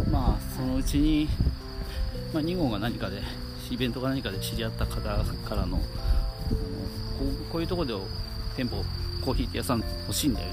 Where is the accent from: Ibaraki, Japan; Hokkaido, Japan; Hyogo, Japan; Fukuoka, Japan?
Ibaraki, Japan; Hitachi; now in Mito, Japan; まあ一応水戸日立出身なんですけど、まあ、水戸水戸に学校の都合で水戸に住み始めて